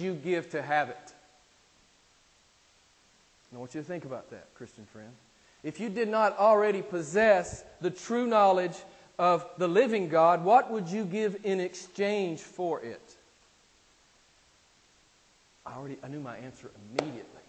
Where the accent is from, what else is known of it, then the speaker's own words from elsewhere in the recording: United States; I'm from America